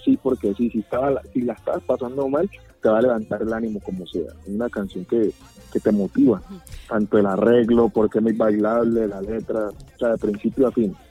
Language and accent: Spanish; Quibdó, Chocó, Colombia; now in Medellín, Colombia; yo me fui a vivir a Quibdó.